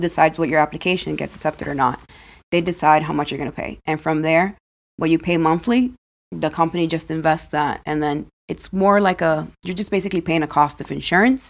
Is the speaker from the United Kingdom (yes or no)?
no; Dominican Republic; now in United States; I was born in Dominican Republic